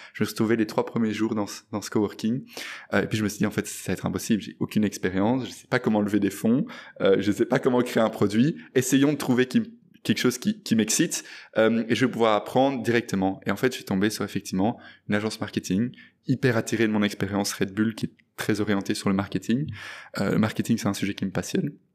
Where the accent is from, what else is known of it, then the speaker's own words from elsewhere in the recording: Brussels, Brussels-Capital Region, Belgium; je suis né euh, et j'ai grandi à Bruxelles